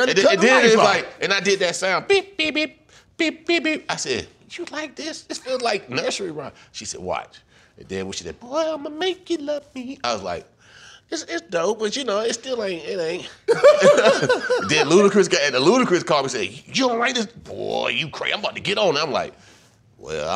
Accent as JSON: {"language": "English", "region": "Virginia", "country": "United States", "said": "I'm from Virginia."}